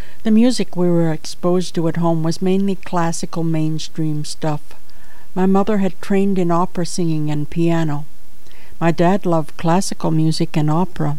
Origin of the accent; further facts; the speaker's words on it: Chatham, Ontario, Canada; now in Toronto, Canada; Chatham, Ontario, my hometown